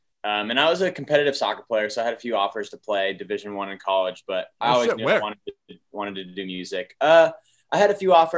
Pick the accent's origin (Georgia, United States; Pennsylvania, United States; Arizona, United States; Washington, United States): Arizona, United States; Scottsdale; moved away as an adult; also born or lived in Austin, Texas; now in Nashville, United States; I'm from Arizona. I grew up, I'm in Scottsdale, Arizona with a dad who was a concert promoter.